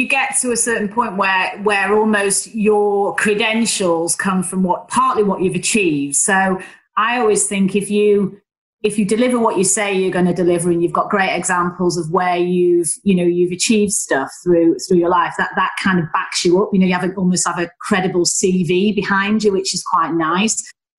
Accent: Northern England, United Kingdom; accent: Northern; I, with my Northern accent, and my degree was as good as everyone else

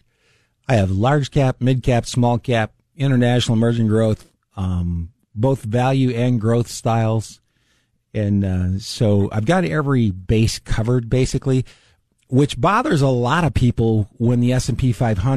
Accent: the South, United States; moved away; I'm from the South

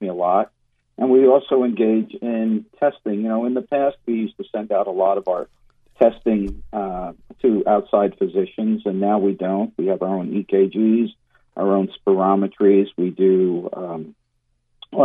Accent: Long Island, New York, United States; moved away as an adult; also born or lived in Miami, Florida; now in Central Florida, United States; I'm actually from Long Island, New York

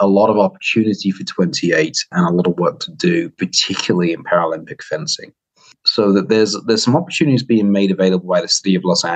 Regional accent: United Kingdom; accent: British; now in United States

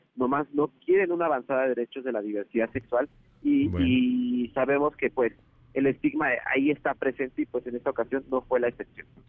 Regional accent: Mexico City, Mexico; yo soy de Ciudad de México

